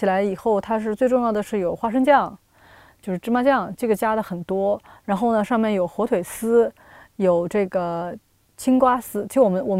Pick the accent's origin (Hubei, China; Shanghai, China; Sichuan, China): Shanghai, China; moved away; also born or lived in Hong Kong; 我作为一个上海人，